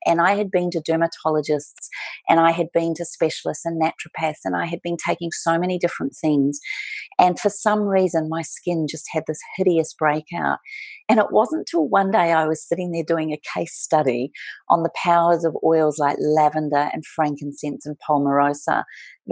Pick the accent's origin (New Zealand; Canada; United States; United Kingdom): New Zealand; moved away as an adult; also born or lived in Melbourne, Australia; now in Australia; I am a Kiwi. I was brought up and raised in New Zealand, and at 19 years of age, decided to go on my big OE